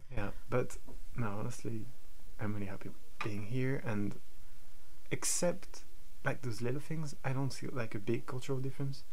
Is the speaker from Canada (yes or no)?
no; France; English is a second language; moved away as an adult; now in Norway; this pastry in my hometown where I go like almost every day